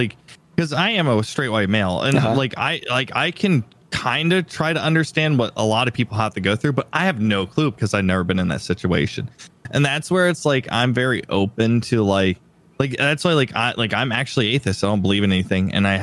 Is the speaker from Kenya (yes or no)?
no; Saudi Arabia; I'm from Saudi Arabia, but people automatically group me with the evil ISIS type stuff.